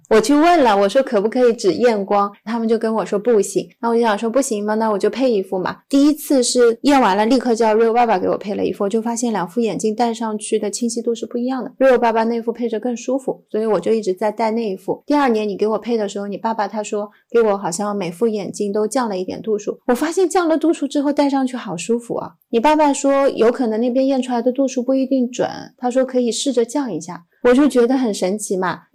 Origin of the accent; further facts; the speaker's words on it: Hangzhou, Zhejiang, China; 我是在杭州长大的